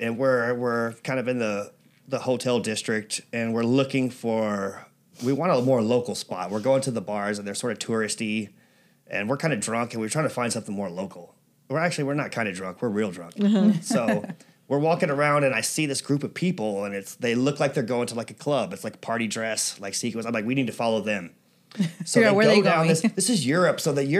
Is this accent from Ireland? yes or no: yes; Ireland; I didn't realize, you know, because, well, I'm Irish for one thing.